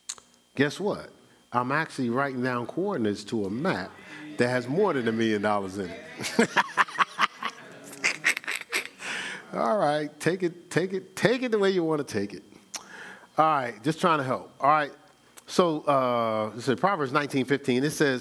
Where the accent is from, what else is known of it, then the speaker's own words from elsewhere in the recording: Newark, New Jersey, United States; moved away as an adult; also born or lived in Columbus, Ohio; now in Charlotte, United States; You know, I know I'm from Newark, New Jersey. Spent 29 years there. Spent 19 years in Columbus, Ohio. And I've spent the last 10 out here in Charlotte.